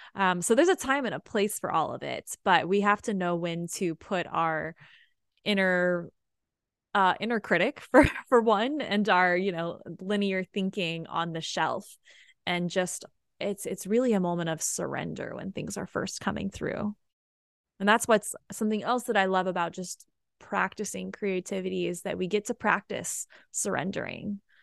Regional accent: Austin, Texas, United States; also born or lived in Hawaii; I'm from Austin, so I was halfway through my degree in Austin

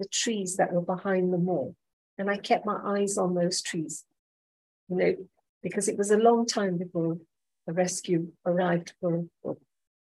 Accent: Nanyuki, Laikipia County, Kenya; I grew up in Nanyuki

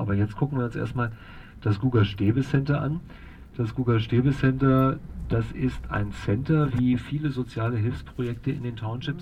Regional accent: Germany; moved away as an adult; now in Cape Town, South Africa; ich komme also auch aus Deutschland wie die Frau, bin seit zehn Jahren hier

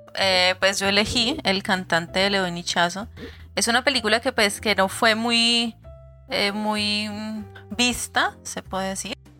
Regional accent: Cali, Valle del Cauca, Colombia; nosotros siendo caleños

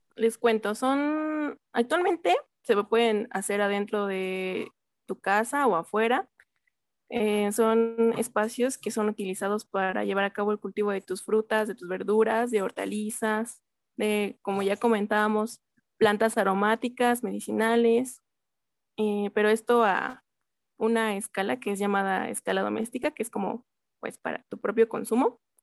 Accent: Mexico City, Mexico; yo soy de la Magdalena Contreras y aquí este, generalmente es una zona muy fresca

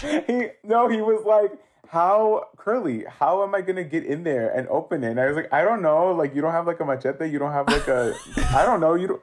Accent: Los Angeles, California, United States; I am Central American Salvadorian, uh, born and raised in Los Angeles, specifically from Hollywood

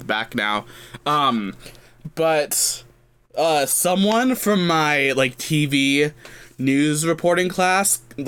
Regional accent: Sacramento, California, United States; I'm from Sacramento.

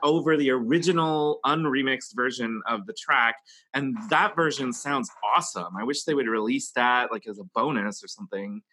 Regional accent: Texas, United States; moved away; also born or lived in New York; where I grew up in Texas

